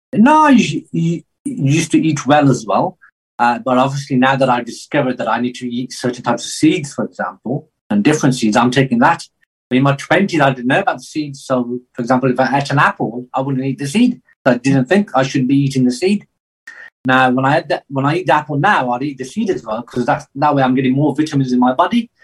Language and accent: English; England, United Kingdom; I grew up in England